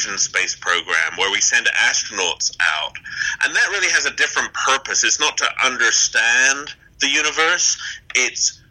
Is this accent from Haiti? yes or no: no; England, United Kingdom; also born or lived in United States; We came over from England to America for a year to be at NASA